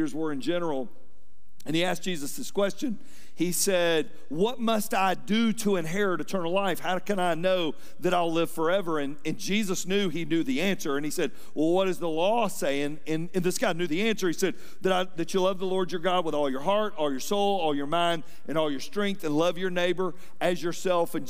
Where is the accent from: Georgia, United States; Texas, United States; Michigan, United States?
Georgia, United States; Atlanta; I was raised here in Atlanta